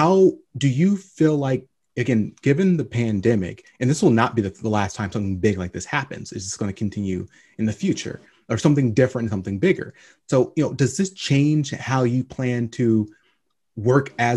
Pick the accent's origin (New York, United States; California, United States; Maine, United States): California, United States; Long Beach; moved away; also born or lived in Lynwood, California; I was born in Linwood, California. Spent most of my life in Long Beach, and then moved out to the desert.